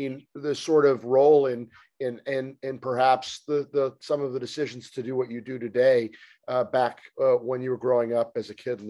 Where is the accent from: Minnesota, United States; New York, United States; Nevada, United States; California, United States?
New York, United States; I was born here in New York